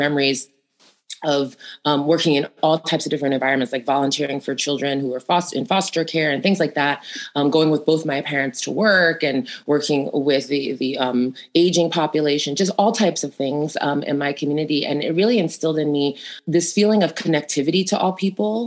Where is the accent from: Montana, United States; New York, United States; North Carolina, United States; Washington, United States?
New York, United States; I grew up in Queens